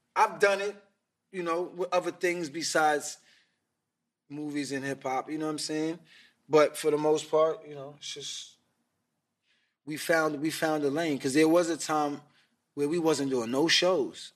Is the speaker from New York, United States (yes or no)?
yes; New York City, New York, United States; I was from Queens, but I was going to Manhattan